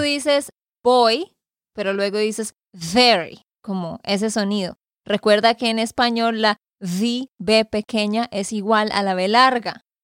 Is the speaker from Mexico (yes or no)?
no; Santander, Colombia; de Santander, Colombia